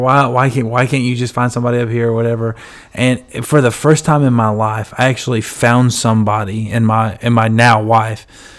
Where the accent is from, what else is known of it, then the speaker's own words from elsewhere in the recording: Illinois, United States; moved away as an adult; now in Arkansas, United States; So I'm from Illinois, that's obviously, and when I moved to Arkansas when I was getting married